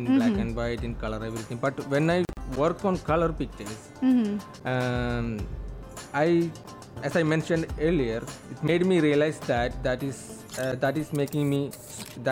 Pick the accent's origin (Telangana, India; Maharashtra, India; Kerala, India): Kerala, India; now in United Arab Emirates; my hometown, which is in Kerala, India